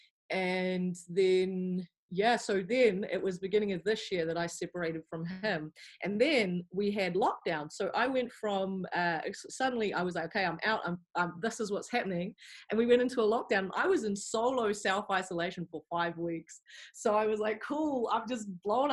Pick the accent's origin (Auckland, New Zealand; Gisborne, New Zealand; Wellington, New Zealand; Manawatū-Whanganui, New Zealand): Wellington, New Zealand; moved away as an adult; also born or lived in England; I grew up here in Wellington, and I'd lived here my whole life